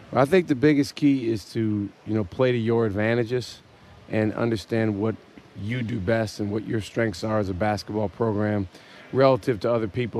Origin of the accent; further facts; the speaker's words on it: Madison, Wisconsin, United States; I grew up uh, in Madison, Wisconsin